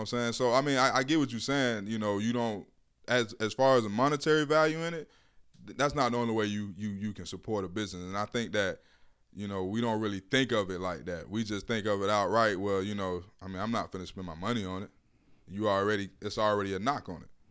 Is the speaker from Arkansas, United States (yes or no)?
no; Miami, Florida, United States; I grew up in Miami. I'm from Miami